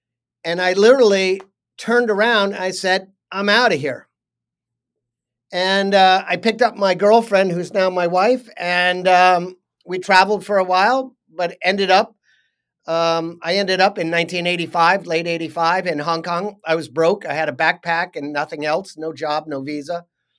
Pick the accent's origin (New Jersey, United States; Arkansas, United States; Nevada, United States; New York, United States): New York, United States; I grew up outside New York on a piece of land that was called Overlook Farm. And it was a farm up on a hill.